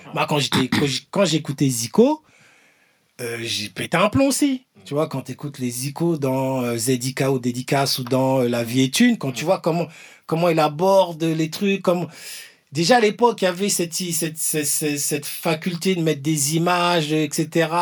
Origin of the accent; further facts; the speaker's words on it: Ivry-sur-Seine, Île-de-France, France; je viens d'Ivry-sur-Seine